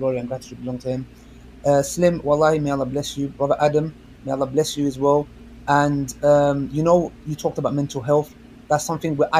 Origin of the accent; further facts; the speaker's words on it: Kurdistan, Turkey; I'm Kurdish from Turkey